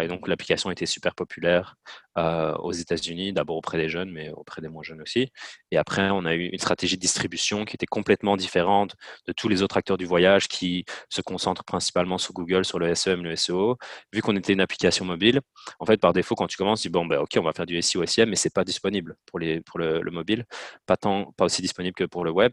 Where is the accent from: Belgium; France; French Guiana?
Belgium; Namur province, Wallonia; moved away as an adult; also born or lived in Louvain-la-Neuve; now in Montreal, Canada; Je viens de Belgique, de la petite ville de Borin dans la province de Namur.